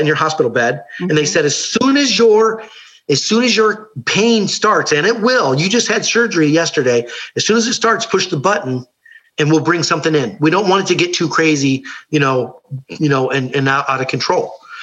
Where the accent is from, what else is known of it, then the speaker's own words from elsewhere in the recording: Ohio, United States; I grew up Catholic in Ohio.